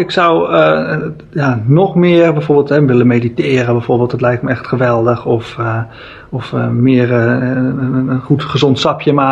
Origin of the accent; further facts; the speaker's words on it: Alkmaar, North Holland, Netherlands; en daar ben ik opgegroeid in Alkmaar.